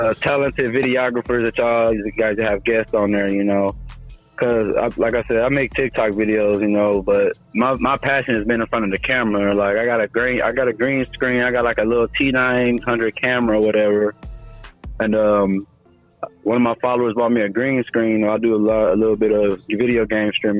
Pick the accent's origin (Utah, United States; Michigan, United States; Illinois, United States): Michigan, United States; I'm not from Ohio, I'm from Michigan